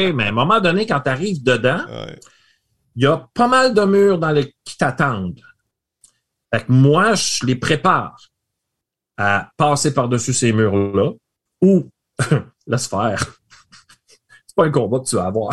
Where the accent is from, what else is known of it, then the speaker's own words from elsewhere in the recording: Rimouski, Quebec, Canada; je viens de Rimouski. J'ai fait mon bac à Rimouski.